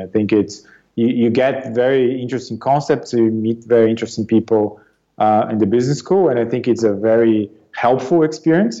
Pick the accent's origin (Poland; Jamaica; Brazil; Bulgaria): Brazil; São Paulo; moved away as an adult; also born or lived in Marseille, France / United States; now in London, United Kingdom; I was born and raised in Brazil, um, in the Sao Paulo region